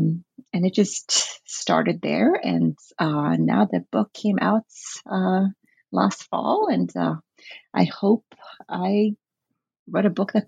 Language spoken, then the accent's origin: English; Norway; I grew up in the Norwegian Bible Belts, which is very influenced by American evangelicalism.